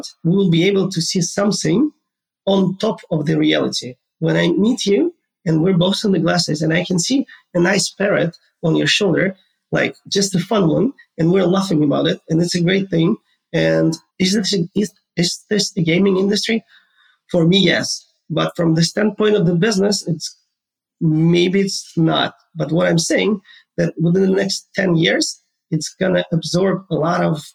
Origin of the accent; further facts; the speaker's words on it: Ukraine; moved away as an adult; now in United States; I was born and raised in Ukraine